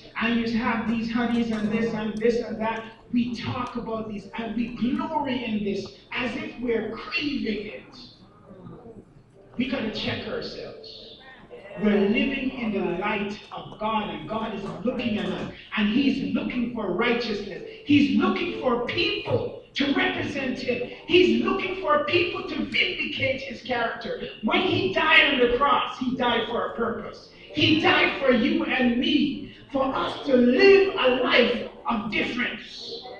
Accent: Canada; Now, as a Canadian, I could come and visit and so forth

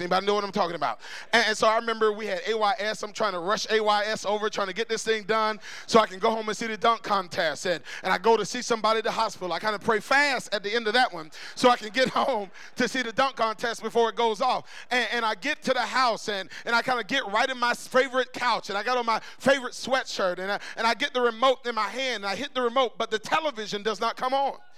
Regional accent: Tallahassee, Florida, United States; about uh, 16 years old, growing up in Tallahassee

